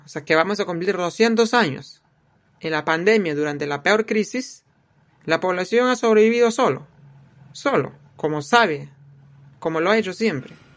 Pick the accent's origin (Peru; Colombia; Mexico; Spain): Peru; Awajún people, Amazonas; Nosotros, la nueva generación de los Abajún